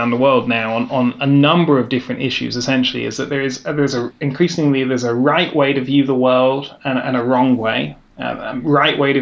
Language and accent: English; England, United Kingdom; moved away as an adult; now in Vienna, Austria; I'm a Brit.